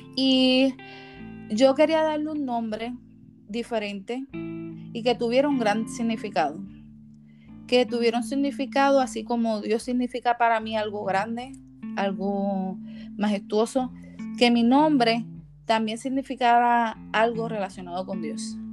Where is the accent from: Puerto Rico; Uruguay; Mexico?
Puerto Rico; moved away as an adult; now in United States; Como puertorriqueña que soy